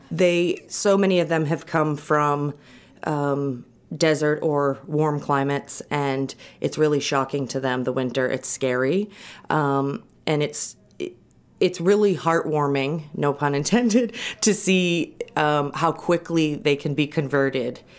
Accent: Lincoln, Maine, United States; also born or lived in Portland, Maine; I grew up in Lincoln, which is, um, sort of mid Upper Penobscot County

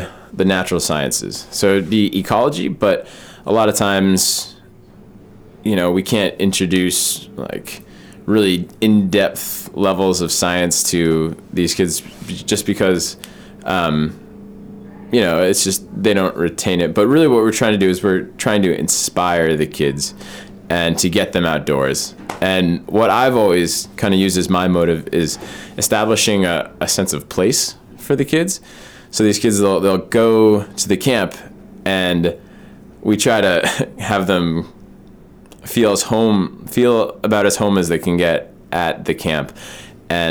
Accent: Maine, United States; also born or lived in Vermont; Being born and raised in Maine

